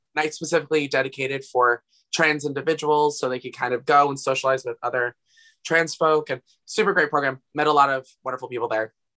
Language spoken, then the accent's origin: English; Asbury Park, New Jersey, United States; I'm from Asbury Park, New Jersey